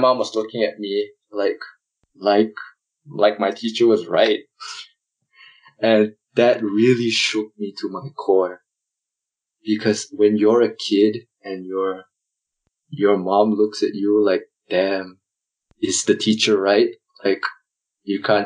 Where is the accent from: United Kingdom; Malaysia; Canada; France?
Malaysia; moved away as an adult; now in Melbourne, Australia; I'm from Malaysia